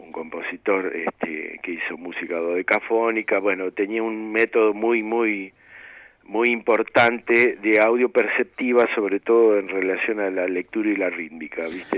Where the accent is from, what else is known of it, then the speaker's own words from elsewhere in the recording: Buenos Aires, Argentina; also born or lived in Mar del Plata / Córdoba; yo nací en Mar del Plata, este, y a poco tiempo de estar ahí, mi viejo, bueno, mi familia vino para Buenos Aires